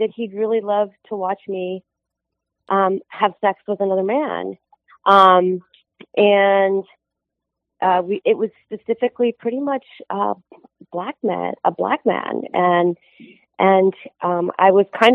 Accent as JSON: {"language": "English", "region": "Midwest", "country": "United States", "tie": "born or raised there", "moved": "yes", "lives_now": "Southern California, United States", "said": "I grew up in the Midwest"}